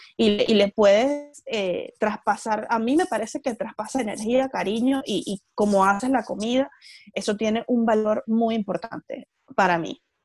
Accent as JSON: {"language": "Spanish", "country": "Venezuela", "tie": "born or raised there", "also_born_or_lived": "Caracas, Venezuela / Chile", "moved": "as an adult", "lives_now": "Melbourne, Australia", "said": "soy venezolana, tengo 29 años y crecí en un pueblo en Venezuela. Luego me fui a estudiar a Caracas"}